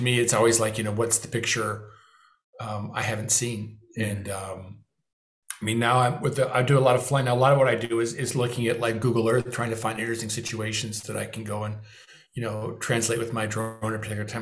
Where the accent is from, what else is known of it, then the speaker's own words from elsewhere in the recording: Beverly Hills, California, United States; my hometown of Beverly Hills